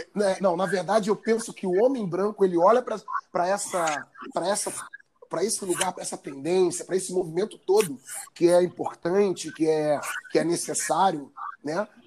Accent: Nova Iguaçu, Rio de Janeiro, Brazil; de Nova Iguaçu, que é a Baixada Fluminense, onde eu cresci

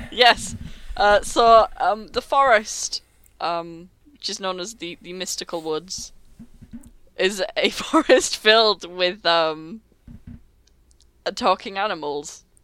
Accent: Texas, United States; accent: Texan; that's always the voice I would use if it wasn't my Texan.

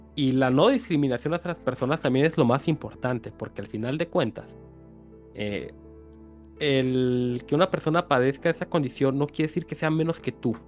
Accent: Mexico; Como mexicanos nosotros

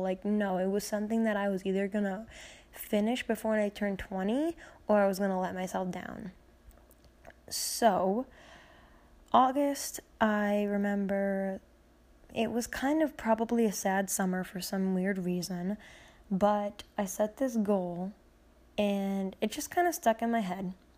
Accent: Peru, United States; my hometown, um, in Peru on a road called Winding Brook

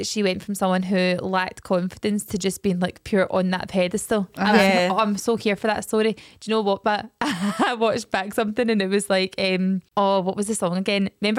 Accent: Scotland, United Kingdom; we are Scottish

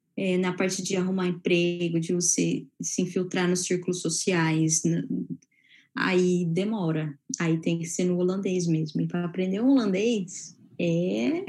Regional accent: Brazil; moved away

